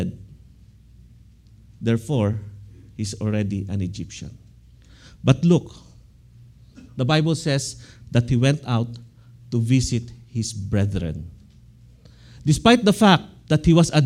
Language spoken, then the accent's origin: English; Philippines; now in United States; I am an American citizen, but I love my country. I always pray for the Philippines